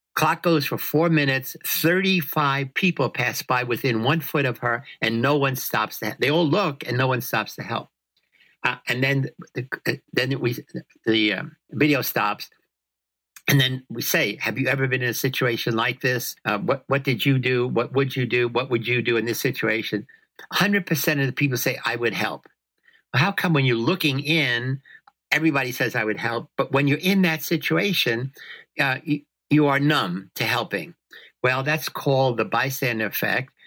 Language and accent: English; New York City, New York, United States; moved away; I come from the South Bronx. I come from a place where there were evil men trying to corrupt little kids like me all the time